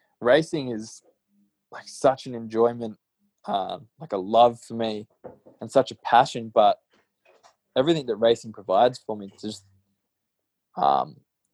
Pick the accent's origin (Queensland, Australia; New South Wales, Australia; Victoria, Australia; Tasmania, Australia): Queensland, Australia; Gold Coast; growing up on the Gold Coast